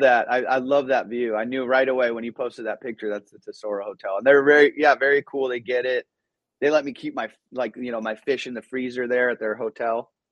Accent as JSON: {"language": "English", "town": "Orange", "region": "California", "country": "United States", "tie": "born or raised there", "also_born_or_lived": "Iran", "second_language": "English", "said": "we came when I was five and moved to Southern California"}